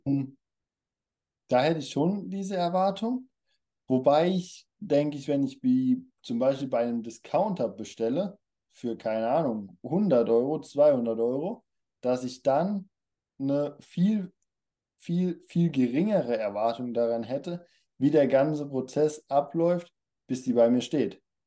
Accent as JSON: {"language": "German", "country": "Germany", "said": "kommen wir aus Deutschland"}